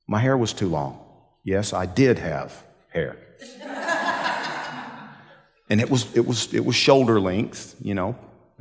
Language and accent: English; Georgia, United States; I'm from Georgia